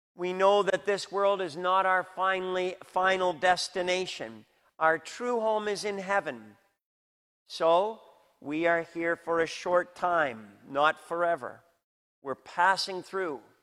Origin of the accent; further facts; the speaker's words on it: Canada; We have those as Canadian citizens